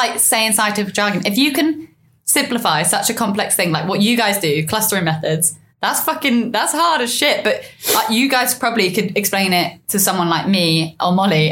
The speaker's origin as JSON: {"language": "English", "area": "Surrey", "region": "South East England", "country": "United Kingdom", "said": "I'm from Surrey, so I naturally sound ooh la dee da."}